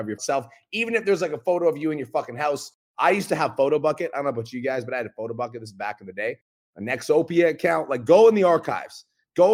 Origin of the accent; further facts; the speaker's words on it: Kelowna, British Columbia, Canada; I'm from Kelowna, British Columbia